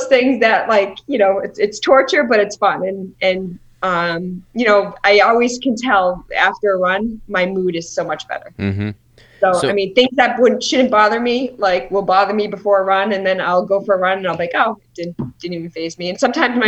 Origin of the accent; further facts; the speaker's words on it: Boston, Massachusetts, United States; I'm from Boston